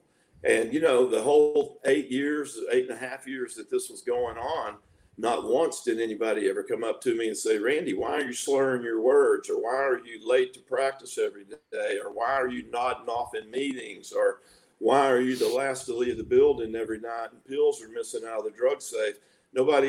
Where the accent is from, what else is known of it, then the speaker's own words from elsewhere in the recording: Tyler, Texas, United States; I was born in Tyler, Texas